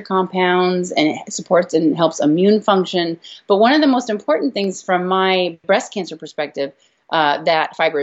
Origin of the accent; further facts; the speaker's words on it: California, United States; I'm from California, so we're like guacamole freaks.